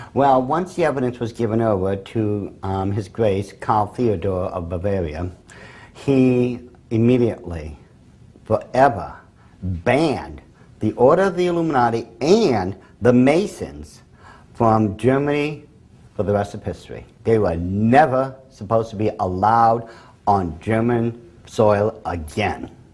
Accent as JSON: {"language": "English", "region": "England", "country": "United Kingdom", "said": "I'm English."}